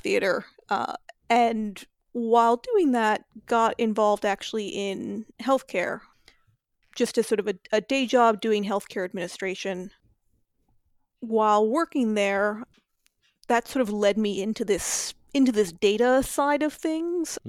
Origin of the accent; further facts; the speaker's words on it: New Mexico, United States; moved away as an adult; now in Chicago, United States; I grew up in New Mexico